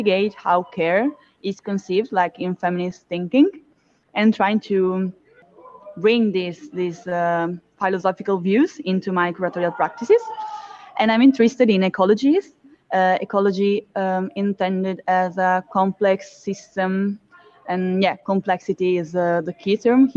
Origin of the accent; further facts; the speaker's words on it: Milan, Lombardy, Italy; I come from Milan in Italy.